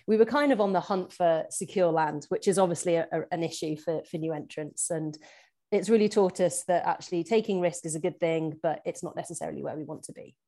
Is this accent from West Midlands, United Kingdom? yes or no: yes; Shropshire, West Midlands, United Kingdom; moved away as an adult; now in Scotland; I was actually born and brought up in very rural Shropshire